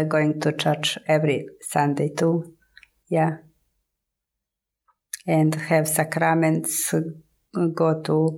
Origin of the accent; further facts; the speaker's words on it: Croatia; English is a second language; also born or lived in Germany; now in Nashville, United States; I am Croatian. I come from Europe